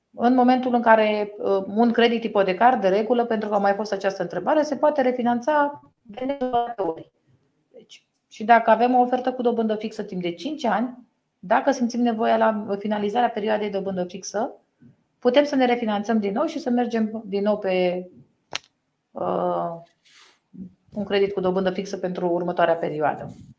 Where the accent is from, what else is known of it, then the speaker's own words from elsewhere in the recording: Romania; parte din educația noastră ca român